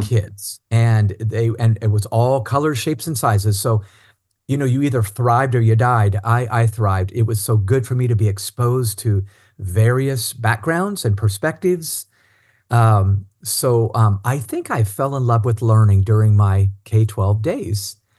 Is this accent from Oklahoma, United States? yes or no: no; Cincinnati, Ohio, United States; also born or lived in Indiana; when I was pretty young, we moved to Cincinnati, Ohio